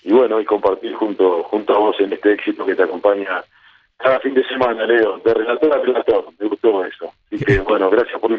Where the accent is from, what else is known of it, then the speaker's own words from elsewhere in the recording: Alberti, Buenos Aires Province, Argentina; moved away as an adult; mi Alberti, en mi pueblo